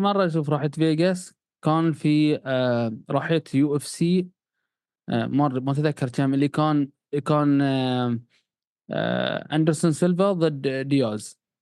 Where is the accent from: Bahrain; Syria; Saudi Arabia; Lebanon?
Bahrain; إحنا عندنا في البحرين